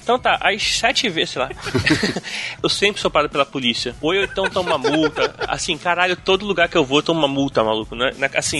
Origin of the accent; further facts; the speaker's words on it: Brazil; sou do Brasil